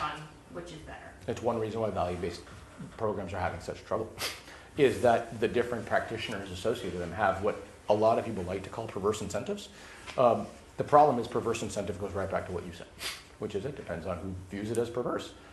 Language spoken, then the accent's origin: English; Los Angeles, California, United States; I grew up in Los Angeles